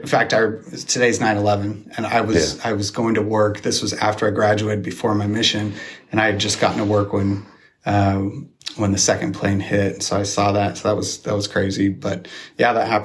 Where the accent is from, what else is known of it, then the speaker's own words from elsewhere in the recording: Spokane Valley, Washington, United States; I grew up here in the Valley, probably a mile from here off of McDonald. Was born in Deaconess